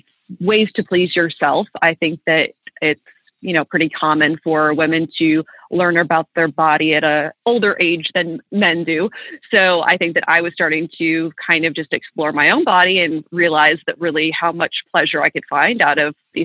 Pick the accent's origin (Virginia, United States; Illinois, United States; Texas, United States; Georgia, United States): Illinois, United States; also born or lived in Kentucky / Florida / Buffalo; now in Nashville, United States; So I'm originally from Kentucky. That's where my parents still live. And I've spent a lot of time down here. I moved around. I grew up in Southern Illinois, lived out in Florida a while, then was in Buffalo for about 10 years.